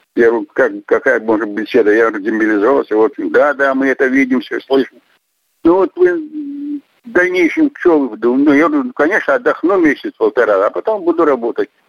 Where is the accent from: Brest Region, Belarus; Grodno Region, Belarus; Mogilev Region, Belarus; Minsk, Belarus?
Mogilev Region, Belarus; Nizhnyaya Toshchitsa, Bykhov District; moved away as an adult; also born or lived in Tomsk, Russia; now in Omsk, Russia; я родился в Республике Беларусь, Могилевской области, Выховский район, деревня Нижняя Тощица